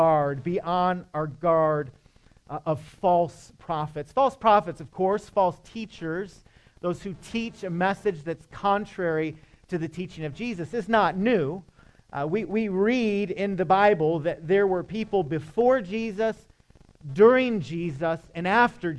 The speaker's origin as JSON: {"language": "English", "region": "Michigan", "country": "United States", "said": "I'm from Michigan"}